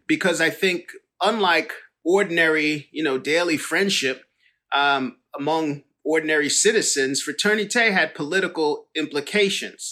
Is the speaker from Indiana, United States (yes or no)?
no; New York, United States; growing up in New York